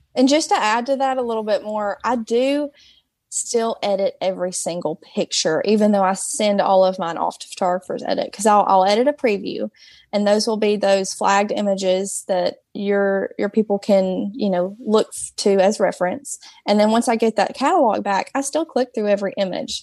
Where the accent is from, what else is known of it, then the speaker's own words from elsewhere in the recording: Hartselle, Alabama, United States; So I'm from Hartsel. It's a small town, um, in North Alabama